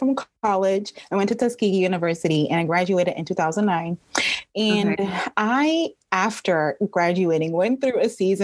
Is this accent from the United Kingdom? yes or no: no; Trinidad & Tobago; now in Atlanta, United States; I am originally from Trinidad and Tobago. So I've been living in Atlanta for almost 20 years